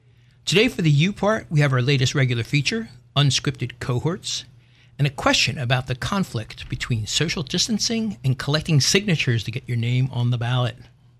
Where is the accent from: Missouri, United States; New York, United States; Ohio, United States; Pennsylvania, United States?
Pennsylvania, United States; Philadelphia; I'm a kid from North Philly, and that really changed things.